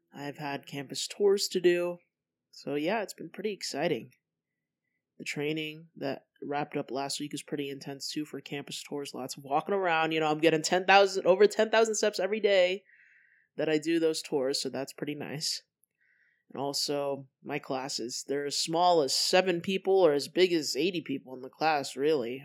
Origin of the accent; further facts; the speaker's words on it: Colorado, United States; moved away as an adult; also born or lived in California; I moved to Colorado from California